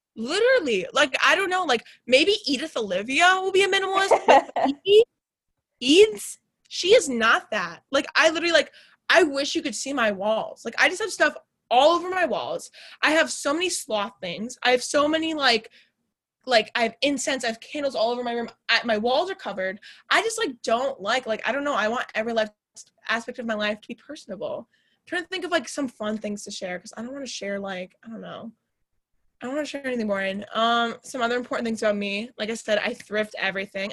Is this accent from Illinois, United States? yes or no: yes; suburbs of Chicago, Illinois, United States; I say I'm from Chicago, but really I'm like a 40 BNSF train ride from Chicago.